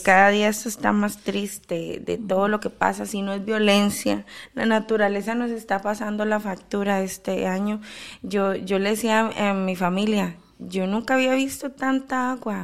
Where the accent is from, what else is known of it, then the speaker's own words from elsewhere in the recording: Costa Rica; como costarricenses que somos